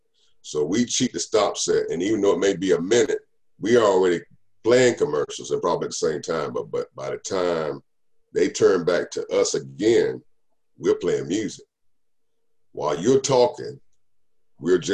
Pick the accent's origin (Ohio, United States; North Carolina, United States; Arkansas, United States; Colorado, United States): North Carolina, United States; Raleigh; I grew up in the Raleigh-Durham market